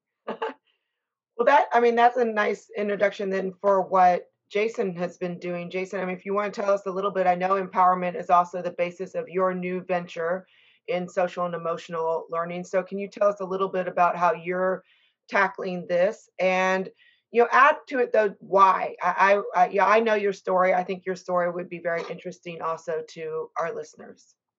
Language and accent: English; Texas, United States; we're both from Texas